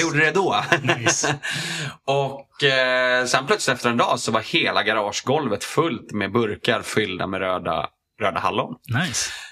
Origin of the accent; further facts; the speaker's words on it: Strängnäs, Södermanland, Sweden; moved away as an adult; jag flyttade dit när jag var ett och sen så flyttade jag därifrån när, eh, ja, vad var jag, 19